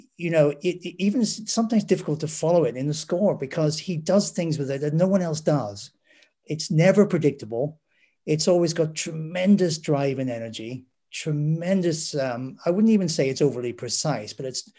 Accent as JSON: {"language": "English", "town": "Derry", "region": "Northern Ireland", "country": "United Kingdom", "tie": "born or raised there", "said": "growing up in Derry / Londonderry"}